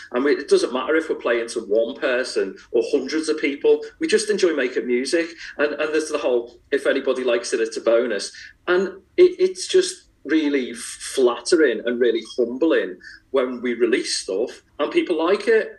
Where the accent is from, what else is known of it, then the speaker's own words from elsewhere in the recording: Liverpool, North West England, United Kingdom; growing up in Liverpool